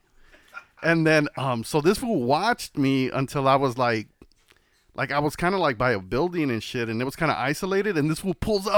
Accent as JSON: {"language": "English", "town": "Los Angeles", "region": "California", "country": "United States", "tie": "born or raised there", "said": "I was Harbor City, Kaiser"}